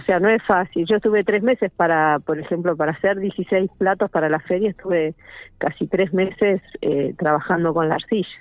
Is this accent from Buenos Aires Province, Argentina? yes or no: no; General Pico, La Pampa, Argentina; somos de acá de Pico, porque para nosotros esto es importante, saber que, la gente sepa que nosotros pertenecemos a la ciudad